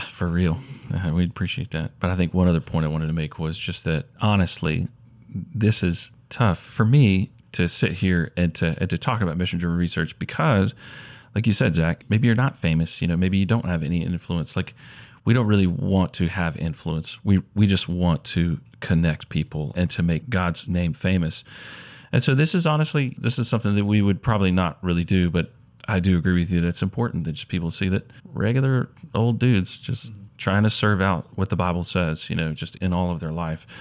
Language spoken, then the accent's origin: English; Mobile, Alabama, United States; also born or lived in Auburn, Alabama; now in Huntsville, United States; I grew up in Mobile, Alabama